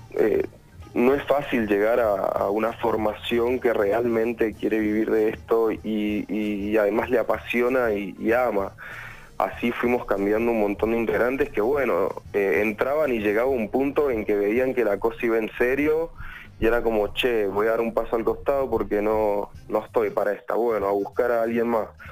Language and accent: Spanish; Luján de Cuyo, Mendoza, Argentina; Somos de Mendoza, Luján de Cuyo